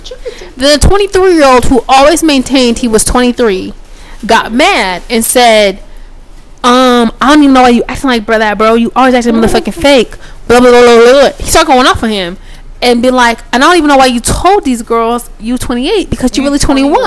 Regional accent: Sacramento, California, United States; We're just from Sacramento.

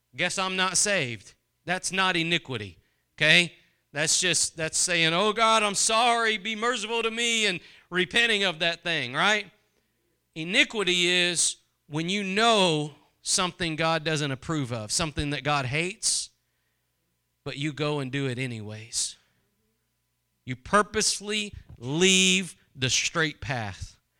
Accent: Texas, United States; I'm from Texas

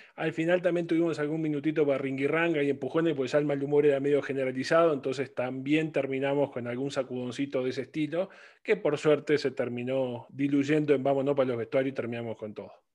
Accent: Uruguay; como uruguayos

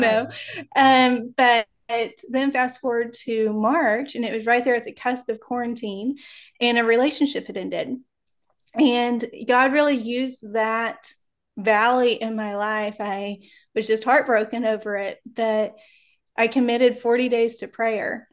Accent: Texas, United States; now in Oklahoma City, United States; I grew up in Texas, and now I'm in Oklahoma City

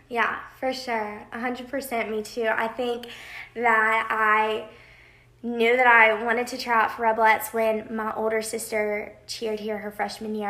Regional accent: Birmingham, Alabama, United States; moved away as an adult; now in Oxford, United States; I'm from Birmingham, Alabama

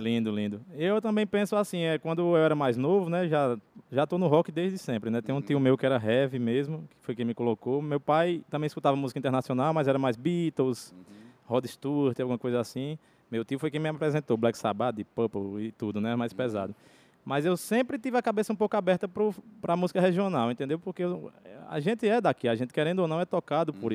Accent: Brejo Santo, Ceará, Brazil; also born or lived in Juazeiro do Norte / João Pessoa; eu sou de Brejo Santo, né? Nascido aqui no Juazeiro, mas criado em Brejo Santo.

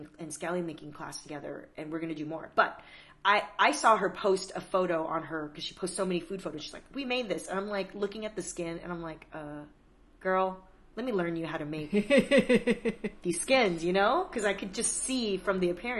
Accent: Torrance, California, United States; also born or lived in Taipei, Taiwan; growing up in Torrance, like in the 90s

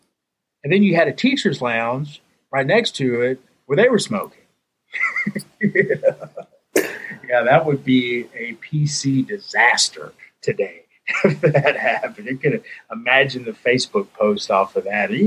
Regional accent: Danville, Virginia, United States; accent: Virginia accent; moved away as an adult; now in Louisville, United States; the city that I grew up in, mainly, I consider my hometown in Danville, Virginia

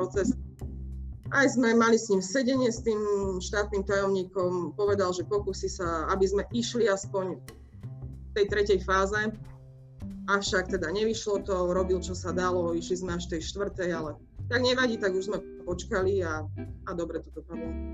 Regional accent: Martin, Žilina Region, Slovakia; moved away as an adult; also born or lived in Ružomberok / Trnava; ja pochádzam z Martina

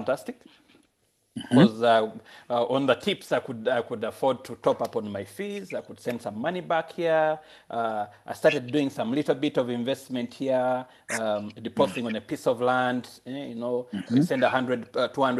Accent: Uganda; moved away as an adult; I'm from Uganda.

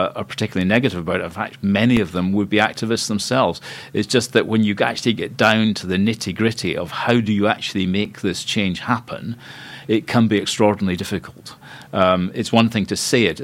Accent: Scotland, United Kingdom; moved away as an adult; also born or lived in Cambridge, England; I'm Scottish. I like living in Scotland

